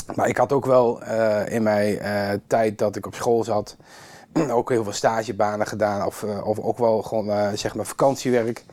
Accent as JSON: {"language": "Dutch", "town": "Kampen", "region": "Overijssel", "country": "Netherlands", "tie": "born or raised there", "said": "ik ben hier opgegroeid in Kampen, in een volksbuurt."}